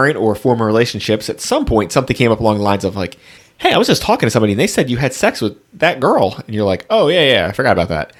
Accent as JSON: {"language": "English", "region": "New Jersey", "country": "United States", "tie": "born or raised there", "said": "I'm born and bred in Jersey"}